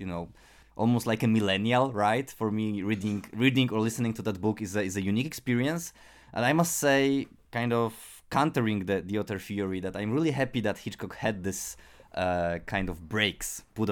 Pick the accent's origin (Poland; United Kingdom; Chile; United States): Poland; English is a second language; for me as a Polish listener